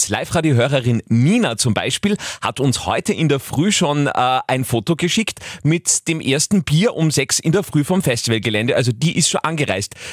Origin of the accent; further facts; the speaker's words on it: Austria; Erstes richtig großes Festival äh, quasi nach Corona bei uns in Österreich.